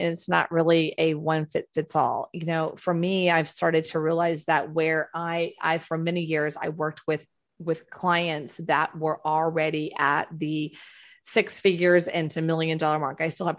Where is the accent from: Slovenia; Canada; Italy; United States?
United States; Houston, Texas; also born or lived in Florida; I'm from Texas, born, raised Texas, Houston, Texas. Lived in Florida in the early 2000s, then went home.